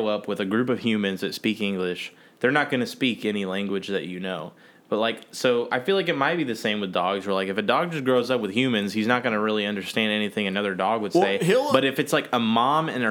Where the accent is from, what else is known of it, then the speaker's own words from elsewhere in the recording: Austin, Texas, United States; also born or lived in Mexico; I was born in Mexico, and I lived there for 3 months, and moved to Austin